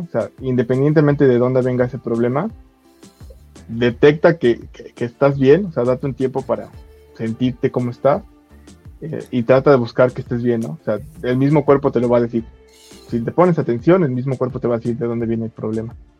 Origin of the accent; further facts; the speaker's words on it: Mexico; como buen mexicano